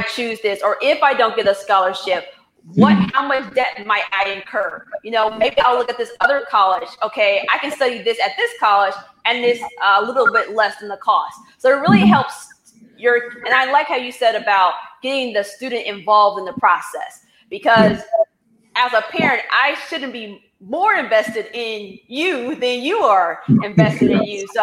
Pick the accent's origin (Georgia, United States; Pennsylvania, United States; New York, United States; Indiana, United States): Indiana, United States; I was born in Indiana, where I was like, I'm leaving this state, and I was going to leave